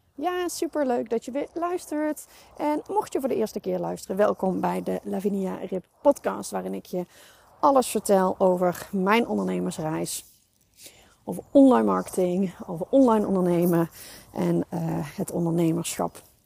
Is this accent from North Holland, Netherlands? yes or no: no; North Brabant, Netherlands; bij ons in Brabant.